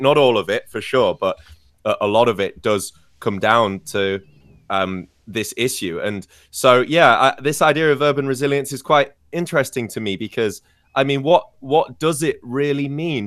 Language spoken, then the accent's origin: English; Scarborough, Yorkshire and the Humber, United Kingdom; moved away; also born or lived in York; the city of York, which is basically my hometown, or at least it's the biggest city closest to my home of Scarborough